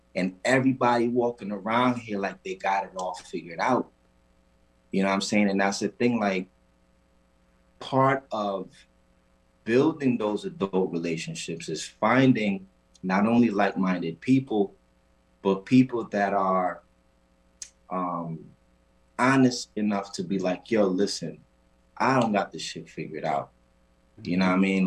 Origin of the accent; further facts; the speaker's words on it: Puerto Rico; moved away; I'm from an island called Puerto Rico, um, better known to us as Borinquen